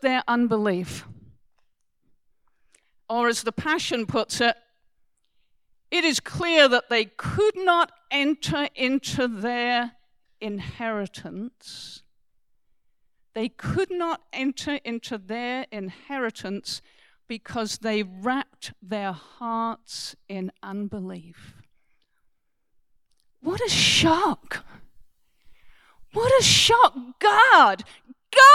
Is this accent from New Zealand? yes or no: no; England, United Kingdom; I am English